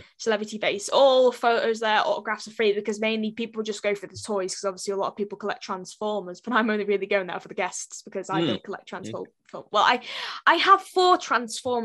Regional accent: United Kingdom; I'm a British

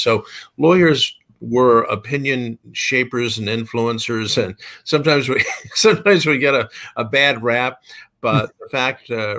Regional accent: San Antonio, Texas, United States; moved away as an adult; also born or lived in Washington, D.C. / McLean, Virginia / California; now in Texas, United States; But I grew up in San Antonio. We moved to San Antonio, my beloved hometown, when I was going to third grade, and I went through high school there. So I'm a native Texan, 6th generation on my father's side

